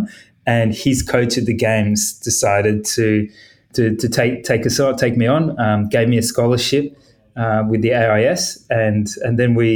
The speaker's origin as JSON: {"language": "English", "town": "Gold Coast", "region": "Queensland", "country": "Australia", "tie": "born or raised there", "said": "I grew up on the Gold Coast"}